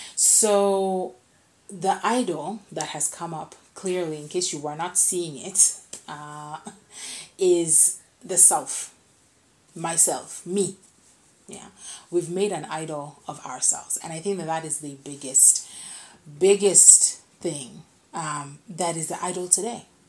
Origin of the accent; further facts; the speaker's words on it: Kenya; I'm a Kenyan.